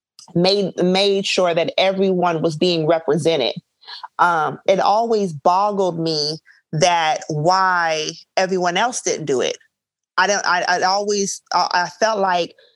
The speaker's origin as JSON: {"language": "English", "region": "Arizona", "country": "United States", "tie": "born or raised there", "moved": "yes", "said": "growing up in Arizona"}